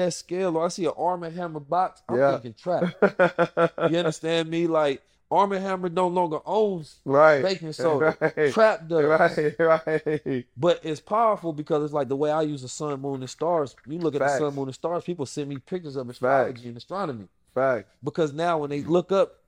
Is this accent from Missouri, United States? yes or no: yes; St. Louis, Missouri, United States; moved away; also born or lived in Oakland, California; Growing up in South St. Louis